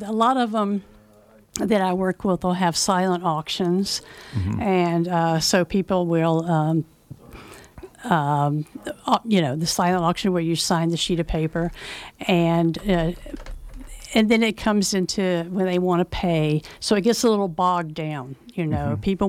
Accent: the South, United States; now in Nevada County, United States; Well, I grew up in the South, so obviously the culture is different.

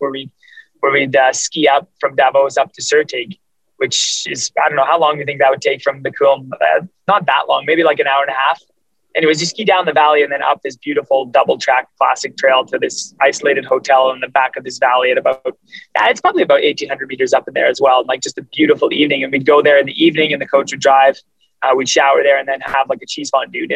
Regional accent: Canada; me being Canadian

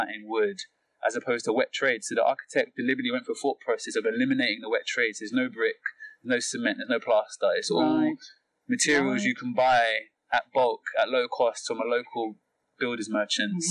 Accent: London, United Kingdom; as a Londoner

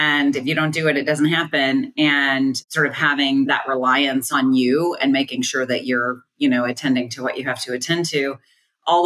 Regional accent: Columbia, Missouri, United States; I'm from Missouri originally. I grew up on a farm outside of Columbia, Missouri

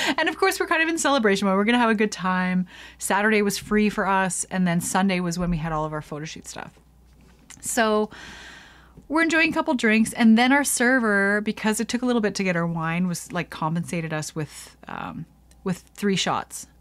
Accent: Canada; I'm going into Quebec as a Canadian

